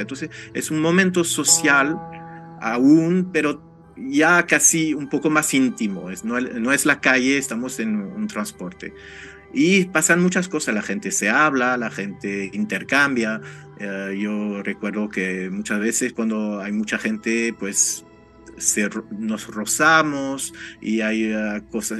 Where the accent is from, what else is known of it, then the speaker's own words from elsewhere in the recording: France; Spanish is a second language; moved away; Como francés